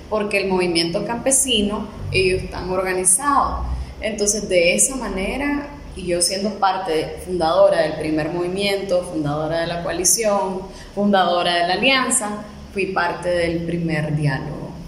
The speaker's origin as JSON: {"language": "Spanish", "region": "Managua", "country": "Nicaragua", "tie": "born or raised there", "said": "yo realmente nunca he salido de acá de Managua"}